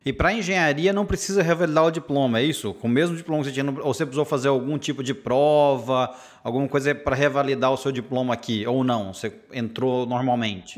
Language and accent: Portuguese; Patrocínio, Minas Gerais, Brazil; now in United States; Eu sou mineiro, cresci em patrocínio interior de Minas